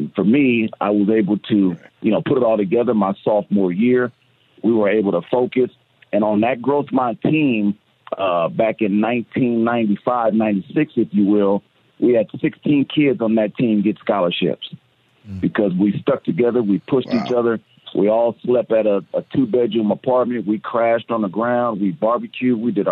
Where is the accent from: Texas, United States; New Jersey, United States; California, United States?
California, United States; San Diego; when I was a young kid growing up in Southeast San Diego